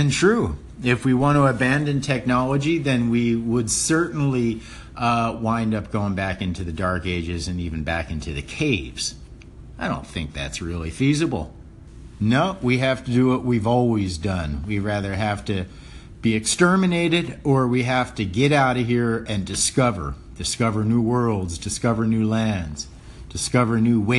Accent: Mississippi, United States; moved away; also born or lived in Hawaii; I'm from the South. I'm a person of color. I was raised in the South in 1963 in Mississippi.

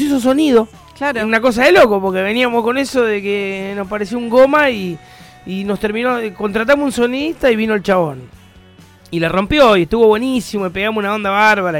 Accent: La Plata, Buenos Aires Province, Argentina; Somos muy locales, somos muy banda platense

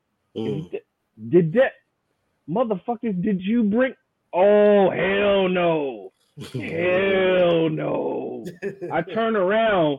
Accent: New York, United States; moved away; I come from New York

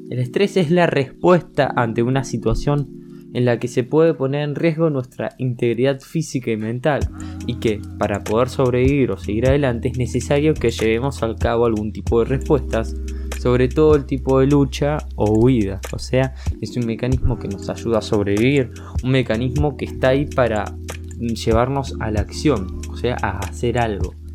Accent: Argentina; Por ejemplo, si yo … que soy de Argentina, me voy a ir a España, voy a tener que pasar este estrés por aculturizarme.

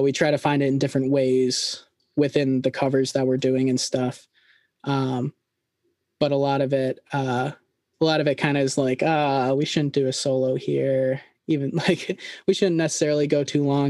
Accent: a smaller town outside Schenectady, New York, United States; I grew up right at a smaller town right outside of Schenectady, New York

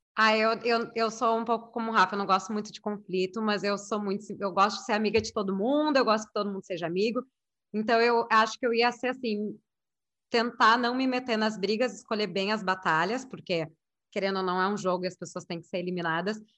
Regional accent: Rio Grande do Sul, Brazil; eu sou gaúcha

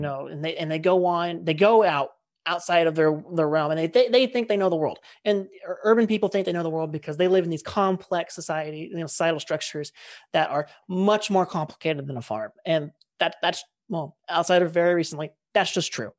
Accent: California, United States; we're both from California

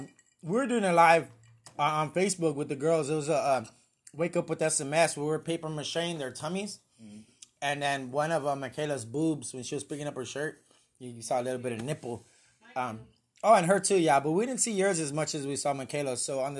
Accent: Katy, Texas, United States; So this right here is my Hometown Twisters. Katy. Damn it, nobody gives a shit about Katy, Texas.

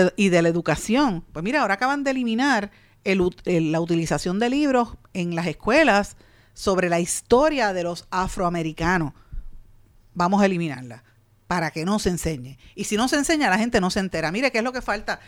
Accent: Puerto Rico; nosotros como puertorriqueños

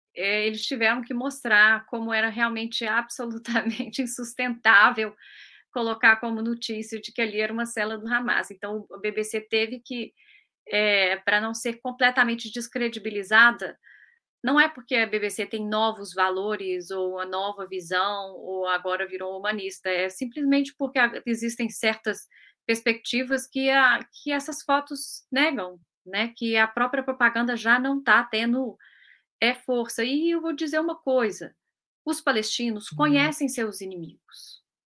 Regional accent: Brazil; also born or lived in United Kingdom; now in London, United Kingdom; eu sou brasileiro, eu sou brasileiro, tenho apenas fui naturalizada britânica

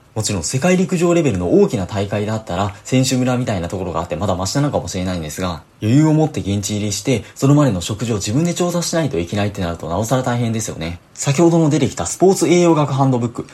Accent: Osaka, Japan; 僕もともと大阪出身で

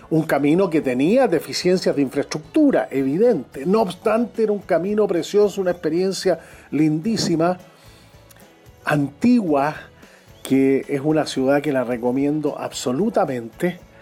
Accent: Chile

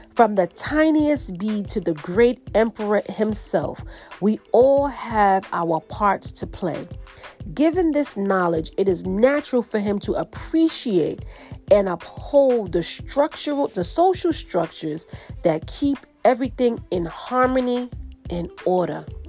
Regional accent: New York City, New York, United States; I'm from New York City

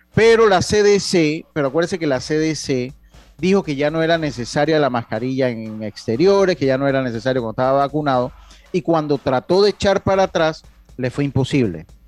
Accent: Las Tablas, Los Santos, Panama; Yo soy de la ciudad de las tablas. Tengo mi familia, tengo mi casa allá.

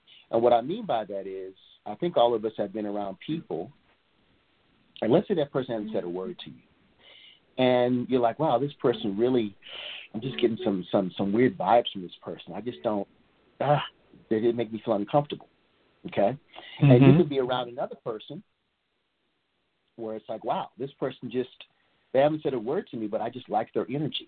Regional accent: Portland, Oregon, United States; also born or lived in Atlanta, Georgia / Los Angeles, California; now in East Point, United States; I'm originally from Portland, Oregon

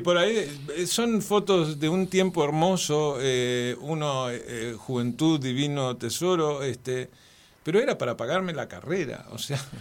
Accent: Villa El Chocón, Neuquén, Argentina; nací en el Chocón

